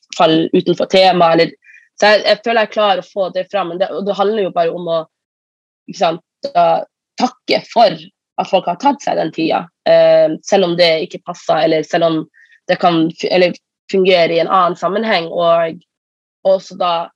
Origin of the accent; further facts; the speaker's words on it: Northern Norway, Norway; som nordlending